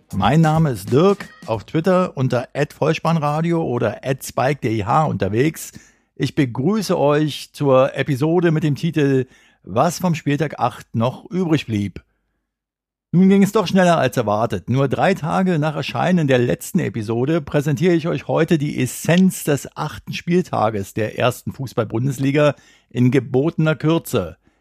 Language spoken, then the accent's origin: German; Berlin, Germany; Als Berliner